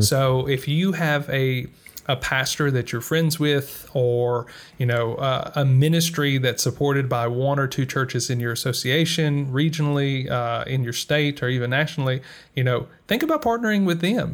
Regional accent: United States; moved away; speaking as an American who is living outside of America

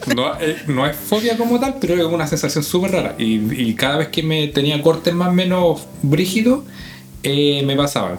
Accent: San Bernardo, Santiago Metropolitan Region, Chile; me crié en Zambeca

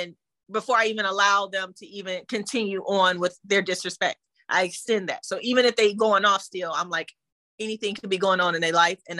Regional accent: United States; I'm from Schoolcraft and I'll show you that I'm from Schoolcraft.

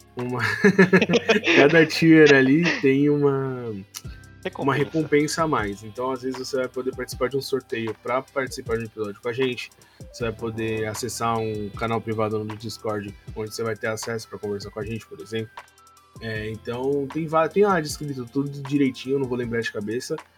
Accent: São Paulo, Brazil; a gente é de São Paulo, capital

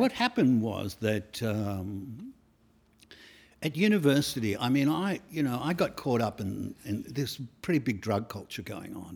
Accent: Australia; I went around the world, um, on, as Aussie, Aussie kids

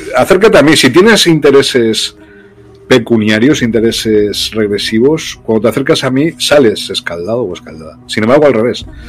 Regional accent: Loja, Andalusia, Spain; moved away as an adult; also born or lived in Brazil; mi pueblo, donde yo nací, en Loja, en Granada, en Andalucía, aquí en España

